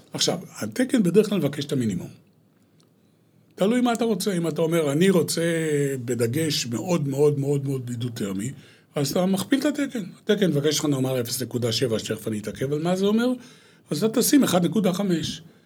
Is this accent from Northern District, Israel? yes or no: yes; Hulata, Northern District, Israel; moved away as an adult; also born or lived in Eilat; גדלתי בקיבוץ, אה, חולתה, עד לפני, אה, כעשרים שנה, שאז עזבתי את הקיבוץ